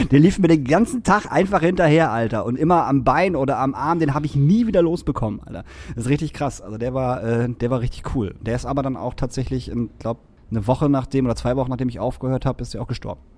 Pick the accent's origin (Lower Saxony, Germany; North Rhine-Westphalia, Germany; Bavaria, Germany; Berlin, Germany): Lower Saxony, Germany; Emsbüren; also born or lived in Emsdetten; now in Hamburg, Germany; wir haben erst in Emstetten gewohnt, meine Eltern und ich, und sind dann irgendwann nach Emsbüren gezogen